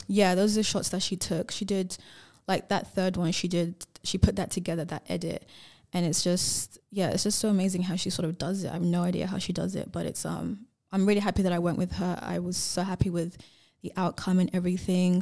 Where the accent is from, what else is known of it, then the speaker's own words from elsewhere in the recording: England, United Kingdom; now in Perth, Australia; I grew up in England